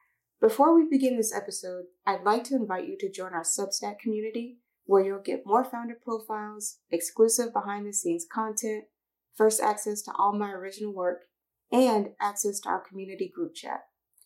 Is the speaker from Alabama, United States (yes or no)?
yes; Phenix City, Alabama, United States; my hometown, Phenix City, Alabama.